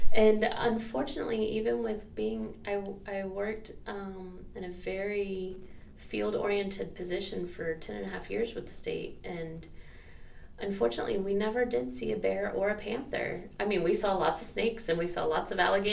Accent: Central Florida, United States; also born or lived in Jacksonville, Florida; I was actually born in Jacksonville and I was raised in Central Florida.

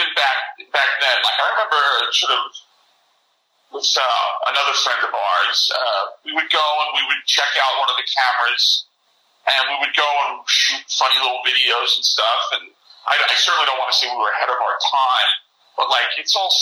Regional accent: Long Island, New York, United States; also born or lived in Evanston, Illinois; I grew up on Long Island, and about an hour away from New York City

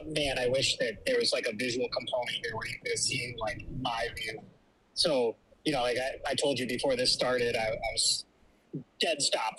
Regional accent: Springfield, Massachusetts, United States; also born or lived in Westfield, Massachusetts; So I lived in Western Mass the majority of my life. I was born in Westfield. My adolescence was raised in Springfield. I currently live on Cape Cod. I moved out here about 3 years ago.

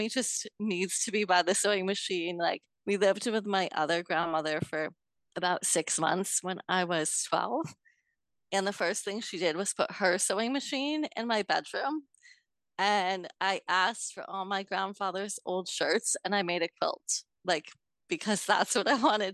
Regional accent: New York, United States; I'm from New York State, a couple hours north of New York City

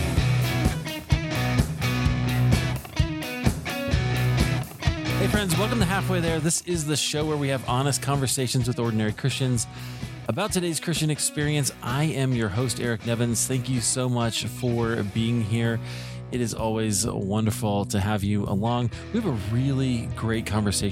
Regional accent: Iowa, United States; now in Colorado, United States; I grew up in Iowa, and so I always say it's a good place to be from

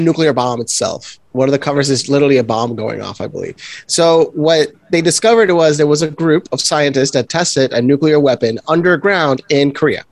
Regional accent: San Juan, Puerto Rico; I come from Puerto Rico

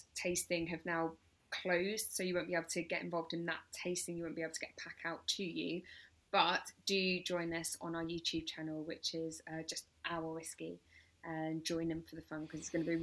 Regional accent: England, United Kingdom; now in Brighton, United Kingdom; I live in Brighton, so I'm a real English, as you could probably tell from my accent

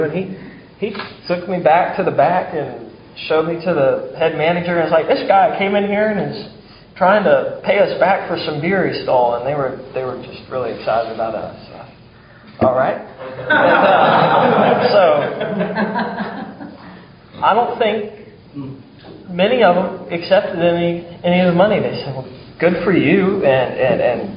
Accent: Mount Pleasant, South Carolina, United States; also born or lived in Charleston; I'm from Charleston, but grew up in Mount Pleasant, spent a lot of time downtown in Charleston too

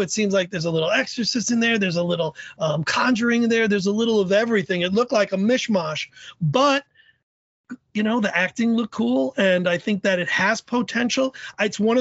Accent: New York City, New York, United States; now in New Haven, United States; I live in New Haven, Connecticut. I'm originally from the Bronx.

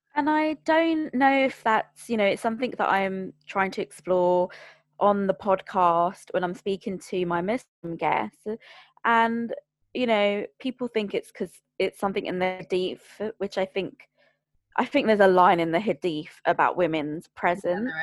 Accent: London, United Kingdom; I'm born and bred from Greater London

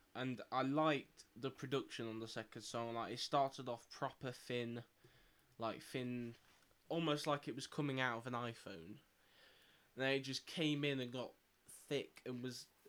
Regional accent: Nottingham, East Midlands, United Kingdom; we're from Nottingham

